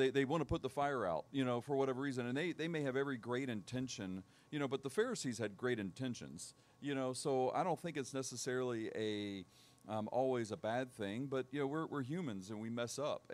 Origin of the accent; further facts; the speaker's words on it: Tennessee, United States; also born or lived in Charleston, South Carolina; I was born in Charleston, South Carolina, but I moved here when I was one. So for all practical purposes, I'm a Tennessean.